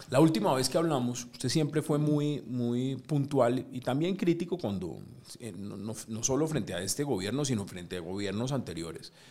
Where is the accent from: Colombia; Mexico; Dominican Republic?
Colombia; siempre somos nosotros los colombianos los que defendemos lo nuestro.